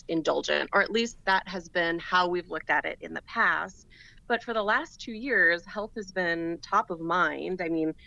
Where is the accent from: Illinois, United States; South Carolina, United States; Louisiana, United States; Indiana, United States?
Louisiana, United States; New Orleans; my hometown of New Orleans